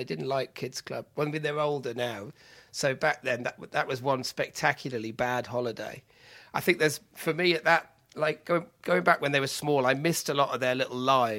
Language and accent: English; Solva, Wales, United Kingdom; When I was growing up in Wales, in Pembrokeshire, I was brought up in sunny Solva.